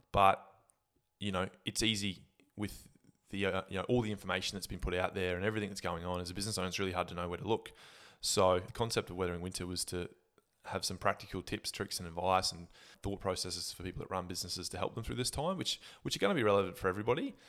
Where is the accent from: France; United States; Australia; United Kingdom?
Australia; Gladstone, Queensland; also born or lived in Brisbane; growing up in Gladstone